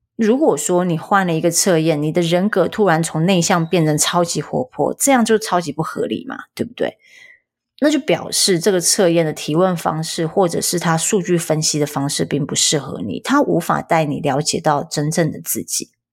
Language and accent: Chinese; rural Tainan, Taiwan; 在国小之前我是在台南的乡下长大的，台南的乡下